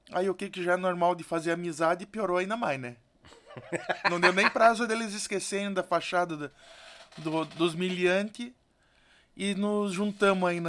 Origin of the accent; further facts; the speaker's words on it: Jaraguá do Sul, Santa Catarina, Brazil; Sou natural de Jaraguá do Sul, Santa Catarina.